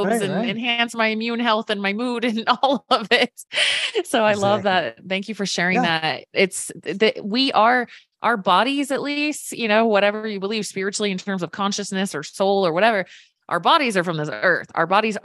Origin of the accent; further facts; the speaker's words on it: Virginia, United States; I grew up in Virginia